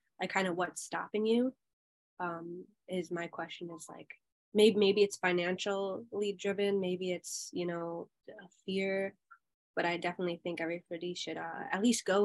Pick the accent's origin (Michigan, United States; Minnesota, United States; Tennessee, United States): Minnesota, United States; accent: Minnesota; I was raised in a suburb town in Minnesota